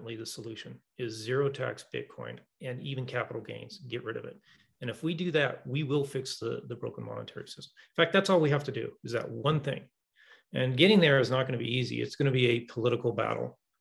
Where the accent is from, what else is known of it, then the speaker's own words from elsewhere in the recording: Seattle area, Washington, United States; I'm from the Southwest, the Northwest. In the Seattle area and state of Washington